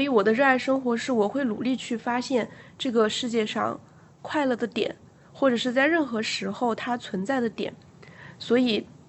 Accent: Hubei, China; 我是个湖北人，所以我每， 每餐吃米饭其实我是受得了的

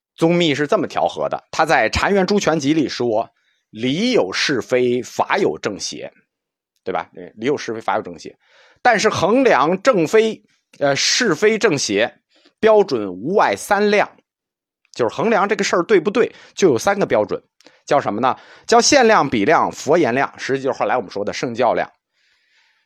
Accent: China; 一听异心我们中国人就懂了

